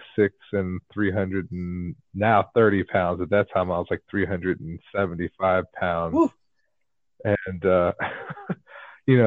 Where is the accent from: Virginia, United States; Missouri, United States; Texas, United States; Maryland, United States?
Virginia, United States; Newport News; I'm city boy from Newport News, Virginia, going up to Michigan farmland